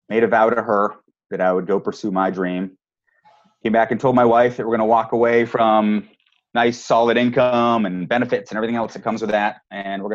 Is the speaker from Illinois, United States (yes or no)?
no; New Hampshire, United States; I grew up in New Hampshire. So I'm a New England boy